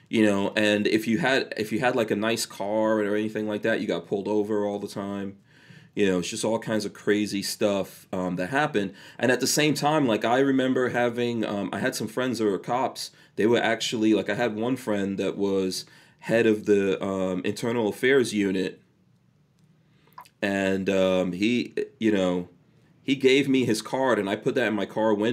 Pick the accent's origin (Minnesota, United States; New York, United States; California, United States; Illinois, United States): New York, United States; New York City; the part of New York that I grew up in Far Rockaway at the time uh, was run by John Gotti.